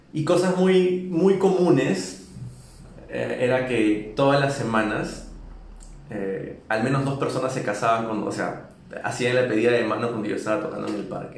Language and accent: Spanish; Lima, Peru; moved away as an adult; also born or lived in New York; now in Mexico City, Mexico; Nací y crecí en Lima, Perú.